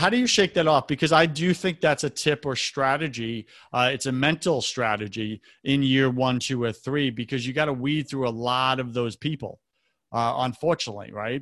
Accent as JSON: {"language": "English", "area": "Long Island", "region": "New York", "country": "United States", "also_born_or_lived": "West Coast", "moved": "yes", "said": "I'm from New York as well"}